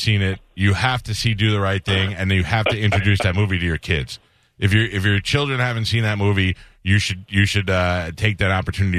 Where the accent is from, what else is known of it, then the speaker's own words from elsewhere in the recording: New York City, New York, United States; I grew up in Staten Island.